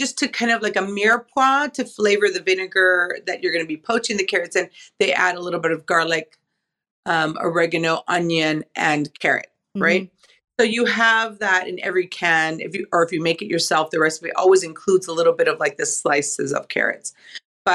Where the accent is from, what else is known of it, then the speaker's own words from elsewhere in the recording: Los Angeles, California, United States; moved away as an adult; also born or lived in San Francisco, California; now in San Francisco Bay Area, United States; growing up in Los Angeles